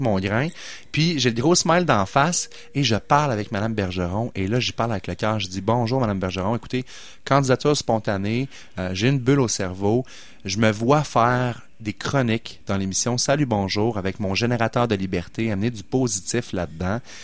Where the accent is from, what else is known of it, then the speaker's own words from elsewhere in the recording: Quebec City, Quebec, Canada; où j'ai grandi à Sainte-Foy, au coin de Duplessis puis de Chemin Sainte-Foy